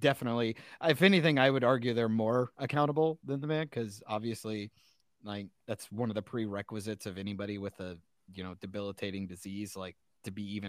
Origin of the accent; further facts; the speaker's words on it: Iowa, United States; But I'm from Iowa, so it's fine. We're used to it.